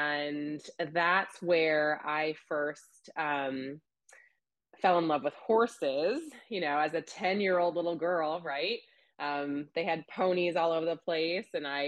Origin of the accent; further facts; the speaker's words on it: California, United States; born there; also born or lived in Illinois / Florida; So I was a Navy brat myself. So I was born in California, just outside of San Francisco. My dad was a Navy pilot. So we bounced around quite a bit when I was younger.